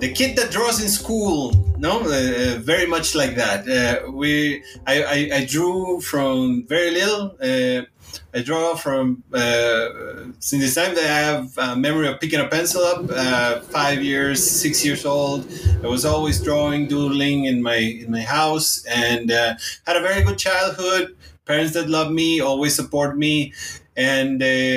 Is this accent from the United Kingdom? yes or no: no; Hermosillo, Sonora, Mexico; English is a second language; moved away as an adult; now in Mexico City, Mexico; the place where I was born in Hermosillo, Sonora